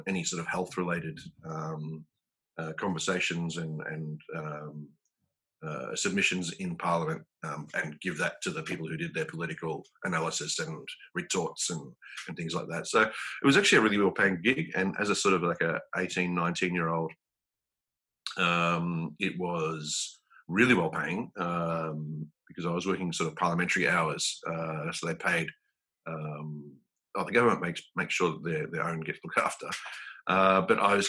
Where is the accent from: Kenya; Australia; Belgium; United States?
Australia; Melbourne, Victoria; moved away as an adult; also born or lived in London, United Kingdom; now in South Africa; Born and bred in Melbourne, out in Eltham